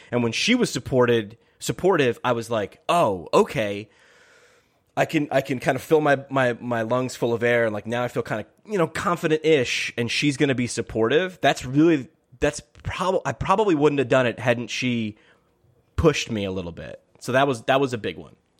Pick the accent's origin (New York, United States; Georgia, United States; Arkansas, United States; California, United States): New York, United States; Poughkeepsie; moved away; my hometown in up, upstate New York in Poughkeepsie